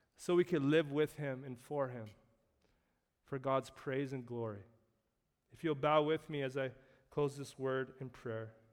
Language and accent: English; Canada